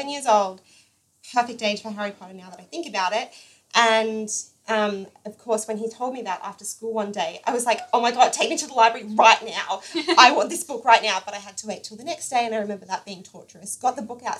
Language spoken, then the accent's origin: English; Rockhampton, Queensland, Australia; we're both from Rockhampton